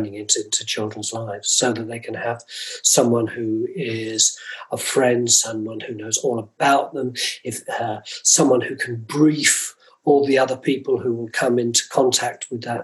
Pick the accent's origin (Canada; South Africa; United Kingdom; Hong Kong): United Kingdom; London; I'm from North London